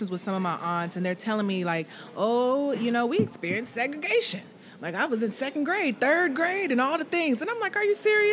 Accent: Oklahoma, United States; I primarily grew up in Oklahoma

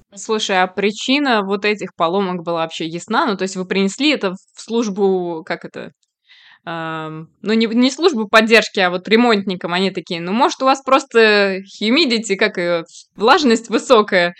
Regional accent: Kazan, Tatarstan, Russia; moved away; я просто приехала из Казани, у нас, э, ну, татарской культуре есть шурале

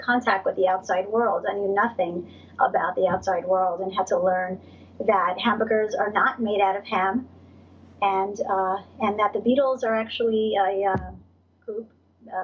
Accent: New York City, New York, United States; I'm from Brooklyn. I grew up in Brooklyn. I'm very American

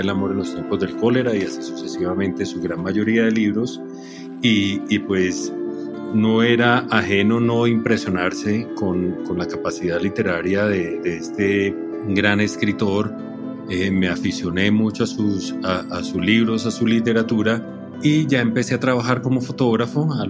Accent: Colombia; soy fotógrafo colombiano

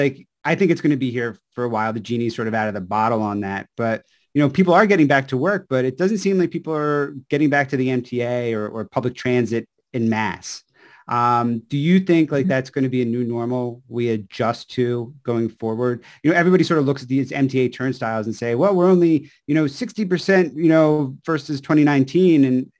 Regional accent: Philadelphia, Pennsylvania, United States; I'm from Philadelphia

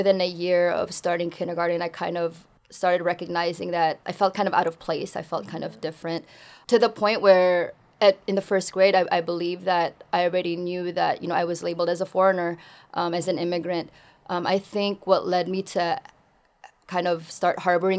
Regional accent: Bay Area, California, United States; English is a second language; also born or lived in Philippines; I grew up in such a diverse community like the Bay Area

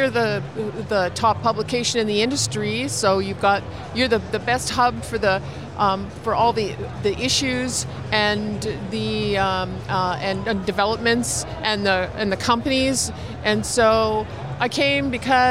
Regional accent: Toronto, Ontario, Canada

